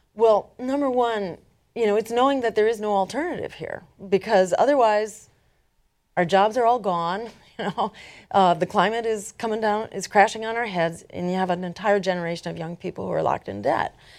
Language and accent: English; Massachusetts, United States; my home state in Massachusetts